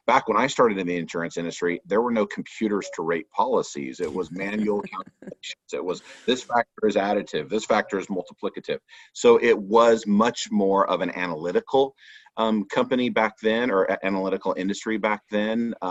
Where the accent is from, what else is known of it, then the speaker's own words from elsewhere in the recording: Southern California, United States; now in Austin, United States; I grew up in Southern California in an insurance agency family